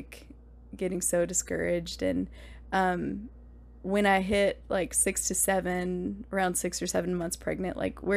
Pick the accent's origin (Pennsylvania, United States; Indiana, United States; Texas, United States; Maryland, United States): Indiana, United States; Indianapolis; also born or lived in California; I'm from Indianapolis, so and we were living there when we got married.